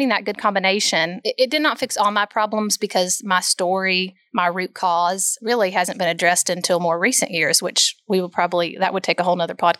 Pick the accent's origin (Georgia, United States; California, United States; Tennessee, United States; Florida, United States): Tennessee, United States; Bristol; moved away as an adult; now in Knoxville, United States; I grew up in Bristol, Tennessee, so not too far away